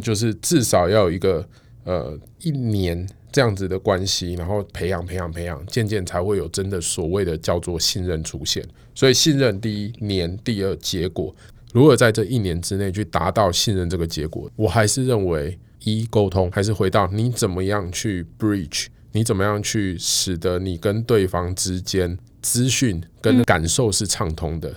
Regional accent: Taiwan; 我们身为台湾人

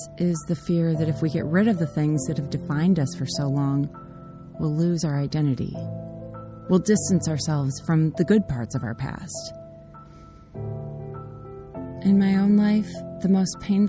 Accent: United States; I'm grateful for the privileges and freedoms I've inherited as an American

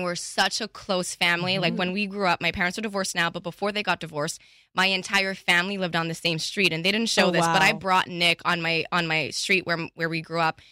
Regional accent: Canada; accent: Canadian or French; moved away; also born or lived in Montreal; I'm Canadian

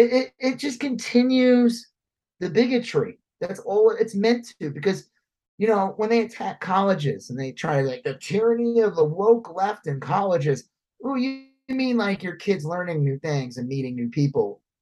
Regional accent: Long Island, New York, United States; also born or lived in Texas; I never met more racist people than I did growing up in Long Island.

